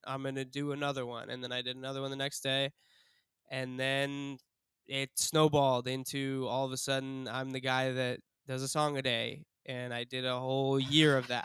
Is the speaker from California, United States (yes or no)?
no; Cleveland, Ohio, United States; I'm from Cleveland, Ohio